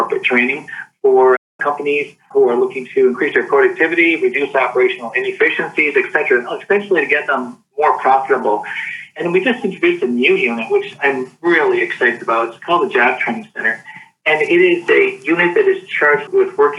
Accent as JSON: {"language": "English", "town": "Jackson", "region": "Michigan", "country": "United States", "tie": "born or raised there", "said": "Born and raised in Jackson, so just south of here"}